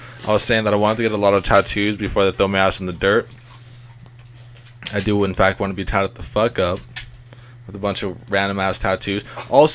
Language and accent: English; Long Beach, California, United States; I was born in Long Beach.